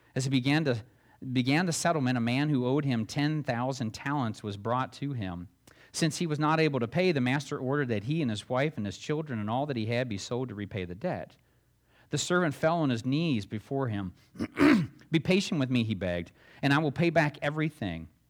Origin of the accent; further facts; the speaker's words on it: Alabama, United States; also born or lived in Florida; now in Ohio, United States; When I was growing up in Alabama